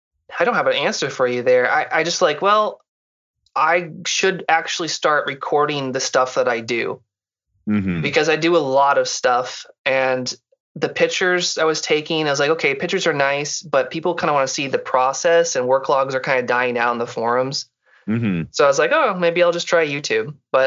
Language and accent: English; Texas, United States; also born or lived in Seattle; now in Mississippi, United States; Yeah, I'm from Central Texas, and okay. I kind of moved around the U.S., but that's kind of where I call home. Right now, I'm in Mississippi. I lived in Seattle for 8 years, went to school there, and came back down here.